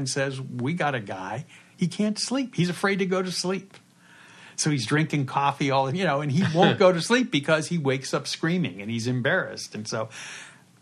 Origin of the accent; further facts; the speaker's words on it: Pittsburgh, Pennsylvania, United States; moved away; born and raised in Pittsburgh and went to Pitt, just like me